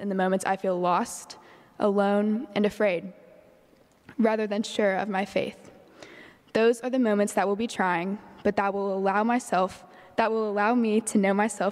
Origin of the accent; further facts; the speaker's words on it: Bible Belt South, United States; growing up in the Bible Belt South